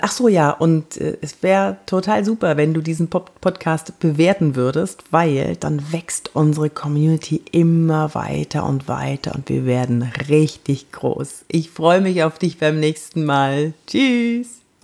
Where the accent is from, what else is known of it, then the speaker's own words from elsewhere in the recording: Cologne, North Rhine-Westphalia, Germany; ich bin aus Köln